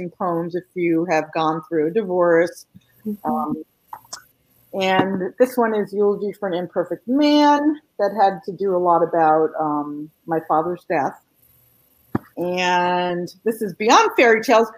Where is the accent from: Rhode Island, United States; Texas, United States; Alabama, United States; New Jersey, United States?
New Jersey, United States; moved away as an adult; also born or lived in Southern California / Pennsylvania; now in North Carolina, United States; I have lived in North Carolina for 24 years now, but my accent will give me away sometimes. So, you'll probably figure out by the end of this show that I grew up in New Jersey